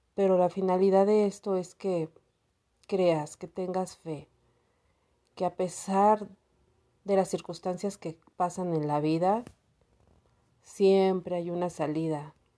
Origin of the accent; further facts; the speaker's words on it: Cuautitlán, State of Mexico, Mexico; Soy del Estado de México.